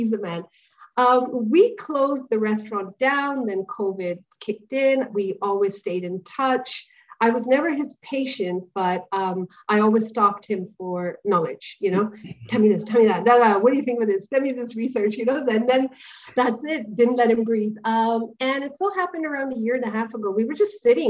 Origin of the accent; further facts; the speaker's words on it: India; now in Dubai, United Arab Emirates; Coming from the cultural background that I come from, I'm an Indian